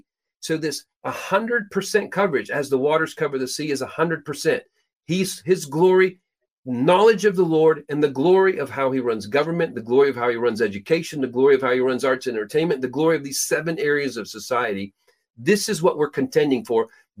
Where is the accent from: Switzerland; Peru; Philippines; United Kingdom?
Peru; Literally, I was born and raised in Peru, South America. My parents were missionaries there.